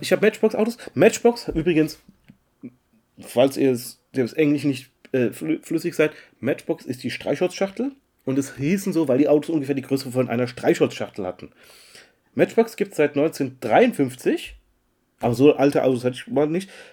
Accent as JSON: {"language": "German", "town": "Mannheim", "region": "Baden-Württemberg", "country": "Germany", "said": "bei uns in Mannheim"}